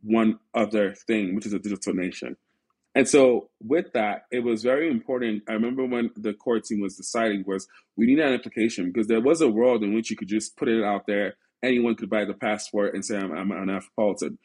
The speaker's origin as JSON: {"language": "English", "area": "Silicon Valley", "region": "California", "country": "United States", "tie": "born or raised there", "also_born_or_lived": "Nigeria", "said": "growing up in Silicon Valley, being surrounded by so much talent"}